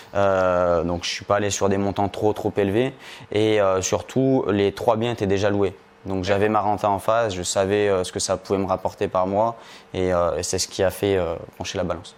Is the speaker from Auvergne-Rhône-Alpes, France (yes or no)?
yes; Lyon, Auvergne-Rhône-Alpes, France; je viens euh, de Lyon, proche de Lyon